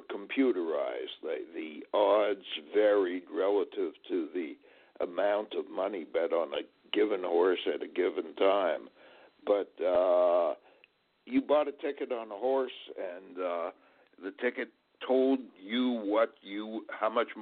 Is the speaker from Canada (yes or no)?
yes; Montreal, Quebec, Canada; born or raised there; moved away as an adult; now in United States